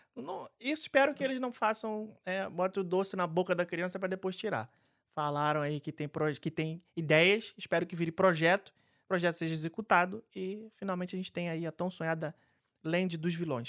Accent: Rio de Janeiro, Brazil; adoro casa de festa no subúrbio do Rio de Janeiro. É, inclusive, frequentei várias porque é onde eu fui criado

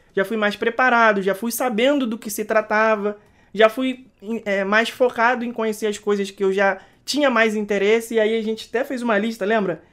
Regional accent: Rio de Janeiro, Brazil; moved away; nós que somos cariocas, a gente sente muita falta de, de, da praia, né? Não, nós não morávamos na beira da praia, nós morávamos na Zona Norte

